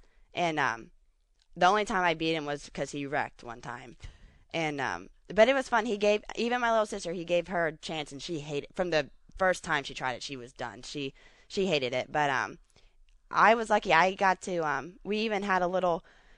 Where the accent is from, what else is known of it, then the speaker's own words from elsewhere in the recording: Ohio, United States; I mean, our motorhome, we lived in Ohio. I was born in Ohio.